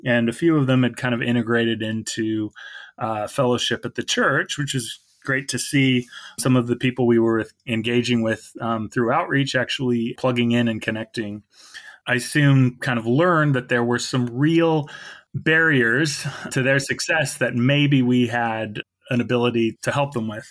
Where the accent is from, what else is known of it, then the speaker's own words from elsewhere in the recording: Salem, Oregon, United States; I grew up in Salem, but in kind of a more suburban area